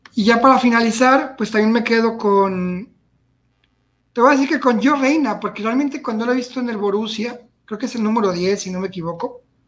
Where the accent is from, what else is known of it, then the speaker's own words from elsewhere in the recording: Mexico; como mexicano, como chivermano